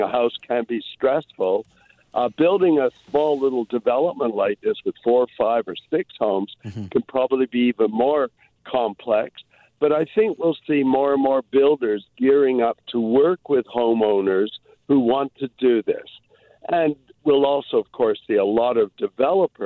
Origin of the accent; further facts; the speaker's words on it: Toronto, Ontario, Canada; now in Vancouver, Canada; I grew up in Toronto